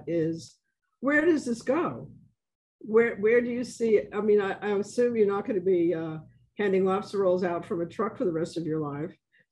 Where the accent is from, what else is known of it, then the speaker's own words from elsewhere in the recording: New York City, New York, United States; now in New Orleans, United States; I'm from the South Bronx